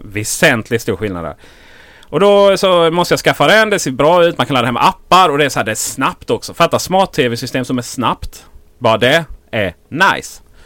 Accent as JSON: {"language": "Swedish", "region": "Blekinge", "country": "Sweden", "said": "Jag är från Blekinge"}